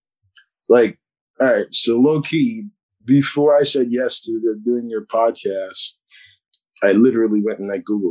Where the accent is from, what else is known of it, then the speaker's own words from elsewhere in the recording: New York City, New York, United States; oh, from Brooklyn.